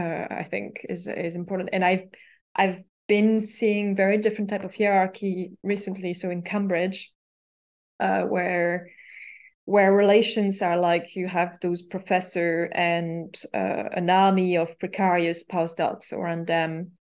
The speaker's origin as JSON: {"language": "English", "town": "Paris", "region": "Île-de-France", "country": "France", "tie": "born or raised there", "second_language": "English", "said": "because I was raised in academia in Paris, where the only hierarchical rule was like, you have a PhD, you don't have a PhD."}